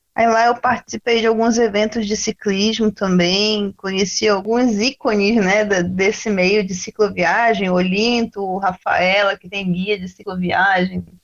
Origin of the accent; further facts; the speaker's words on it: interior of São Paulo, Brazil; also born or lived in Belém, Pará; Eu nasci em Belém, só que minha família foi morar no interior de São Paulo.